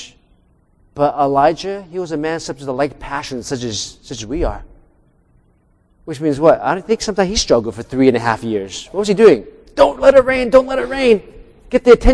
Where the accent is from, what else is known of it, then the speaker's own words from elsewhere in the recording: United States; I'm American-born Chinese